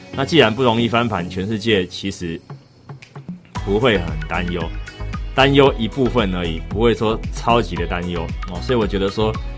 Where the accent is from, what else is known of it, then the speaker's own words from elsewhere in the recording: Taiwan; 虽然我台湾人